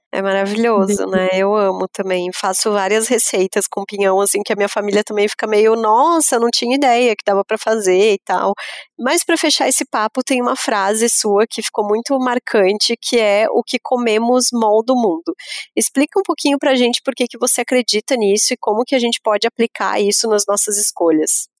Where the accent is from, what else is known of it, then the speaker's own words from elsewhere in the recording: Lages, Santa Catarina, Brazil; sou de Lages, né, sou da Serra